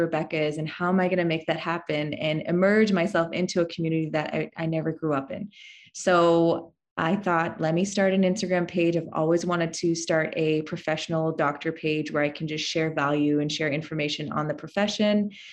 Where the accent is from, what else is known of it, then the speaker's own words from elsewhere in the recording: Canada; moved away as an adult; now in Texas, United States; I'm actually Canadian, so I came from Canada all the way to Texas to um, start my life here with my husband.